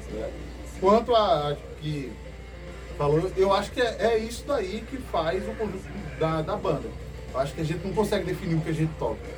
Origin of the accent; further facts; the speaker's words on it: Cabo de Santo Agostinho, Pernambuco, Brazil; A gente é do Cabo Santo Agostinho, todo mundo mora junto, perto, todo mundo se conhece e a parada é essa.